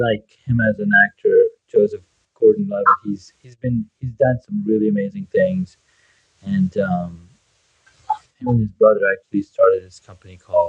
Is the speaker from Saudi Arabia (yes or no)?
yes; Saudi Arabia; moved away; also born or lived in United States; I grew up in Saudi Arabia and, you know, we had no cinemas, no TV shows, no movies